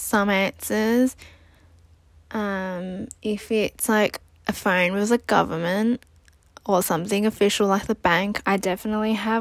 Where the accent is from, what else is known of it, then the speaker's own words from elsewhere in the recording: Sydney, New South Wales, Australia; also born or lived in New Zealand; I was born in New Zealand and raised in Australia. I went to primary and high school and uni in Australia, in Sydney